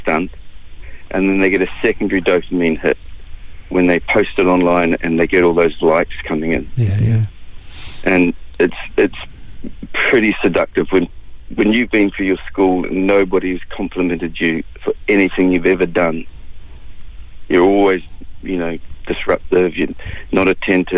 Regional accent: Gisborne, New Zealand; I grew up in Gisborne

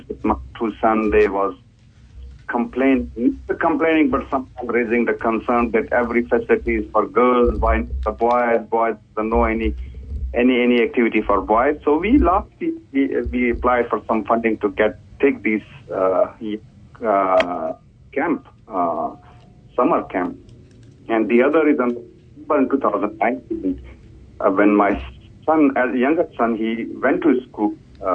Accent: Pakistan; English is a second language; moved away as an adult; also born or lived in Indonesia; now in Hamilton, New Zealand; I'm from Pakistan and spent 5 years as a refugee life in Indonesia

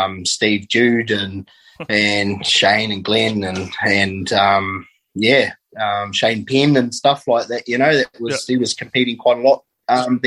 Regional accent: Meeanee Speedway, Hawke's Bay, New Zealand; I grew up around the Miani Speedway

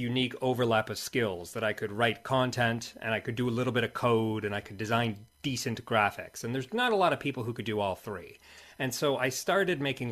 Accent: United States; moved away as an adult; also born or lived in New Zealand; now in South Island, New Zealand; I'm an American originally

